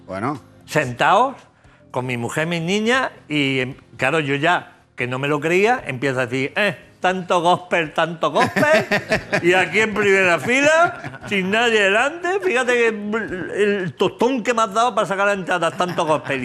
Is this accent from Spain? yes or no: yes; Jaén, Andalusia, Spain; De Jaén, aceituna de cornezuelo de Jaén. Eh, de mi tierra